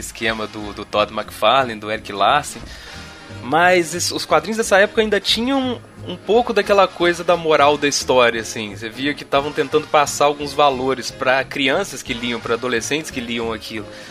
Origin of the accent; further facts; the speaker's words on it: Juiz de Fora, Minas Gerais, Brazil; Eu nasci aqui em Juiz de Fora, Minas Gerais, onde eu vivo até hoje